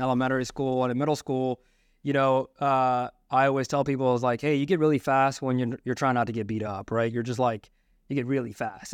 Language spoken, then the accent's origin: English; Maryland, United States; where we grew up in Maryland